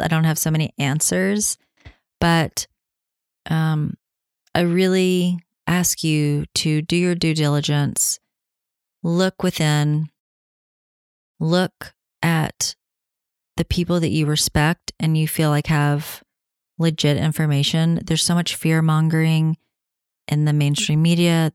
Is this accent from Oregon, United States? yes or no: no; Tennessee, United States; here in Tennessee, my home state